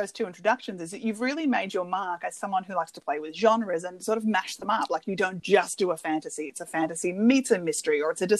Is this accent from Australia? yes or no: yes; Australia; moved away; as an Australian talking to a fellow Australian, but so far away.